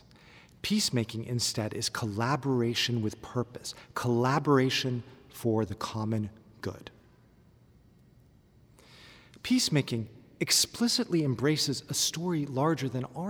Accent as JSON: {"language": "English", "region": "California", "country": "United States", "tie": "born or raised there", "also_born_or_lived": "Palestine", "moved": "as an adult", "said": "I was born and raised in California, but my father comes from just outside Bethlehem"}